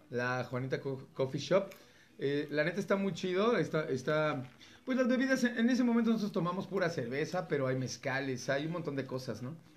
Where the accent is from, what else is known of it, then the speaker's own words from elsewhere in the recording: Mexico; lo que somos como mexicanos